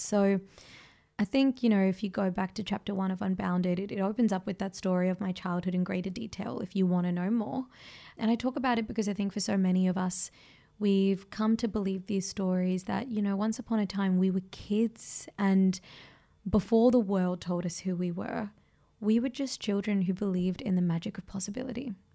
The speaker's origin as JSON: {"language": "English", "country": "Australia", "said": "because of my ethnicity, it cost me being an Australian"}